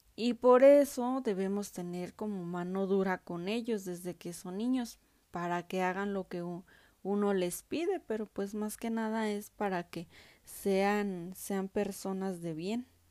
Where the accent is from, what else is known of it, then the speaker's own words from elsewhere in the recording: Mexico; nuestra identidad como mexicanos